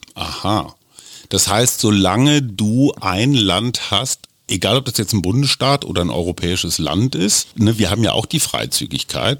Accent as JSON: {"language": "German", "country": "Germany", "said": "Ich darf als Deutscher da auch rein"}